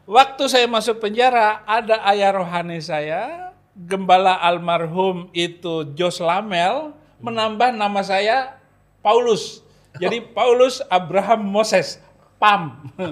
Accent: West Nusa Tenggara, Indonesia; Saya orang Bima, jadi kalau orang Bima itu namanya dua.

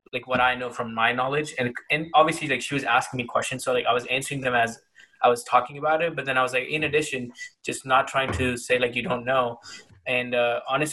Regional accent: India; moved away; when I was growing up in India

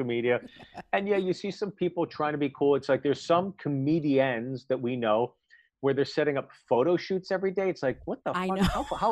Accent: Pittsburgh, Pennsylvania, United States; also born or lived in New York City; now in California, United States; I grew up in Pittsburgh

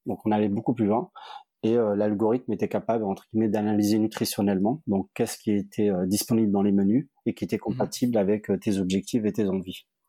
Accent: Montpellier, Occitania, France; also born or lived in Nîmes; je suis un enfant du Sud, j'ai grandi à Montpellier

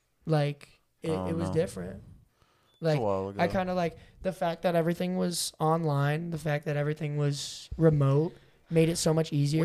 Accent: Massachusetts, United States; moved away; I came from Massachusetts high school

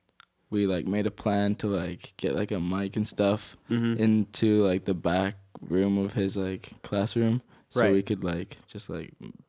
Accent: Kelowna, British Columbia, Canada; also born or lived in Ontario; I was born in Kelowna, and then we were back and forth from like Ontario for a little while, and then we ended up back here, and I was in grade 3.

